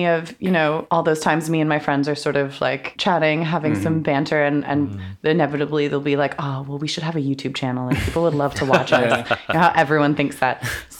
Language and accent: English; Toronto, Ontario, Canada; moved away as an adult; now in London, United Kingdom; I'm from Toronto, grew up, born and raised there, and then moved here 2 years ago to do my master's degree in classical acting at Lambda.